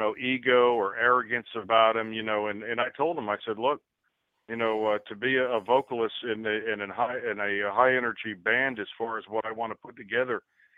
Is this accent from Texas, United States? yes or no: no; New York City, New York, United States; now in Columbia, United States; Out of the 5 band members, only 2 of the fellas were actually from South Carolina. I moved down to Columbia from New York City.